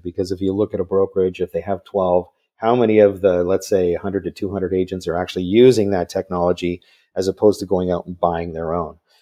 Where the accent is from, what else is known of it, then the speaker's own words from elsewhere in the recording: Vancouver, British Columbia, Canada; I, I grew up in Vancouver, so I'm another Canadian